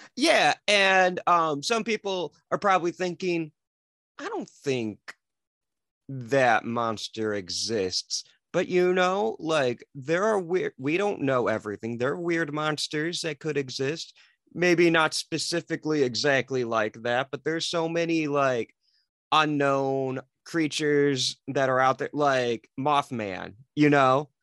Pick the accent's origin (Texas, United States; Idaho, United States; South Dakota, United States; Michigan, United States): Michigan, United States; Detroit; I'm from the Detroit area in Michigan.